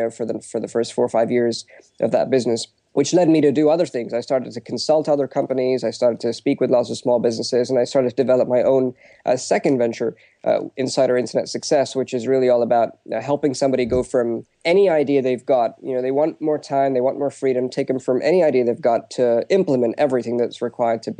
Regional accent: United Kingdom; my background is that I'm Indian, but I'm born and brought up in the UK.

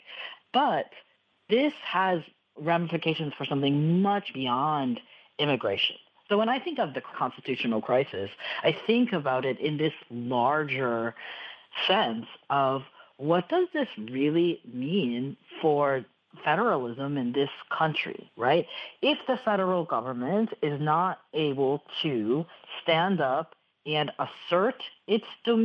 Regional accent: Texas, United States; As a Texan

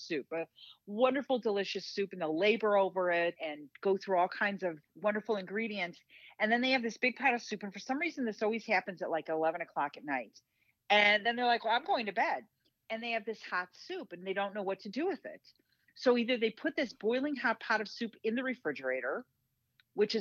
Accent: Midwest, United States; I'm a Midwesterner

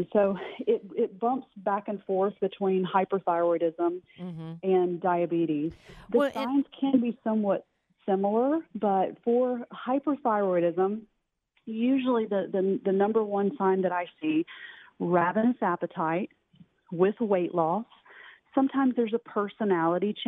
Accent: North Carolina, United States; moved away as an adult; also born or lived in Mississippi; now in Dallas, United States; I'm originally from North Carolina, ended up going to Mississippi State for both undergrad and veterinary school.

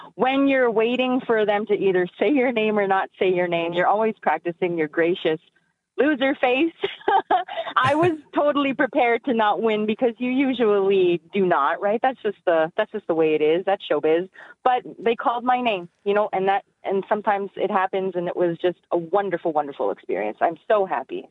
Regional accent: northern Alberta, Canada; now in Edmonton, Canada; I'm originally from the Treaty 8 territory in northern Alberta

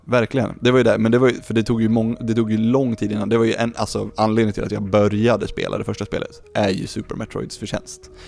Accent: Lindesberg, Örebro County, Sweden; jag är från Lindesberg

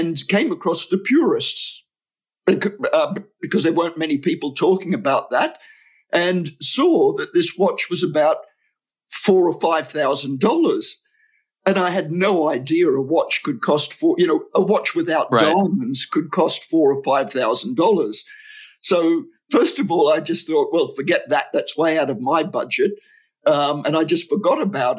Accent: Australia; also born or lived in United Kingdom; now in Switzerland; My wife is Swiss. I'm actually Australian. I was living in the UK and moved to Switzerland when we got married

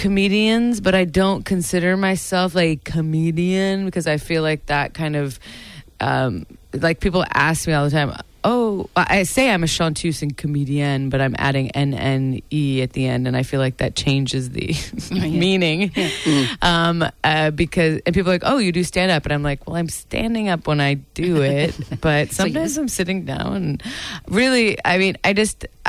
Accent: United States; I've always apologized for being American

